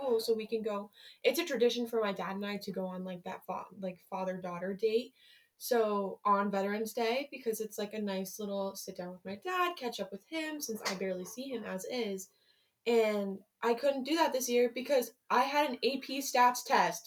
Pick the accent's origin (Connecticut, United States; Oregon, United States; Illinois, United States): Connecticut, United States; Ledyard; also born or lived in Groton, Connecticut; I have lived in Connecticut my entire, like, 16, almost 17 years, and I have never had to move